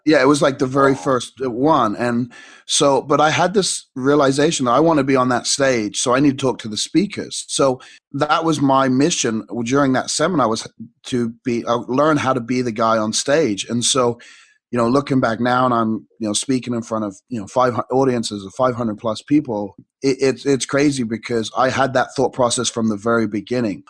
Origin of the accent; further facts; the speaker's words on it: England, United Kingdom; growing up in England